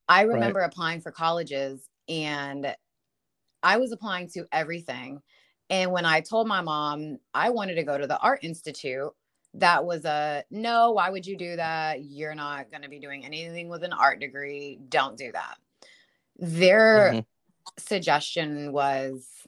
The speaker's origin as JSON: {"language": "English", "country": "Germany", "tie": "born or raised there", "moved": "yes", "said": "being raised in Germany"}